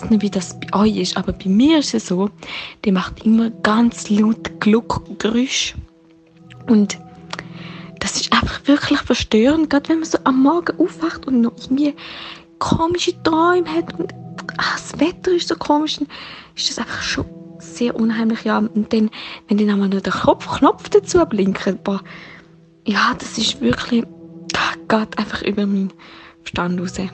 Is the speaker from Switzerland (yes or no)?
yes; Switzerland; accent: Swiss German; Also Nein, stimmt, ich rede ja Schweizerdeutsch.